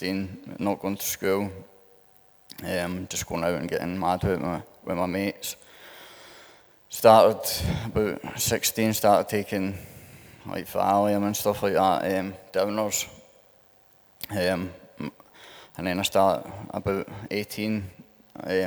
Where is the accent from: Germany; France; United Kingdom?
United Kingdom; St Andrews, Scotland; I'm from St Andrews, down the road a wee bit